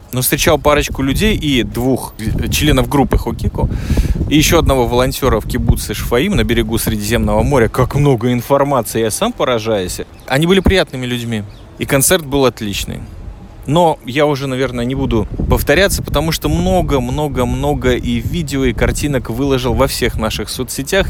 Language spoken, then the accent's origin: Russian; Riga, Latvia; also born or lived in Minsk, Belarus; now in Israel; я из Риги